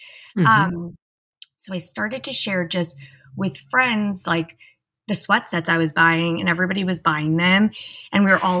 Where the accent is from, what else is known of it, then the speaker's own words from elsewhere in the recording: East Coast, United States; You know, I grew up on the East Coast. I went to sleepaway camp. I moved to LA. I went to USC.